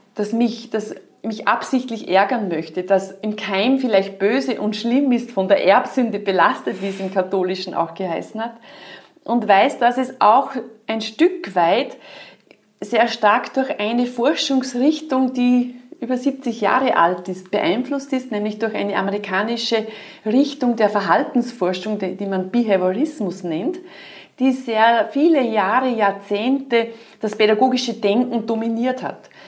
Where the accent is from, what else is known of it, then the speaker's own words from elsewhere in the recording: Austria; bei uns in Österreich